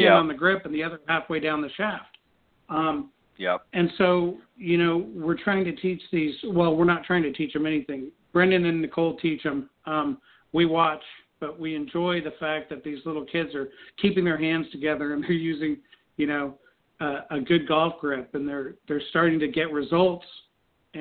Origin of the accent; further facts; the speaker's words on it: Colorado, United States; growing up in Colorado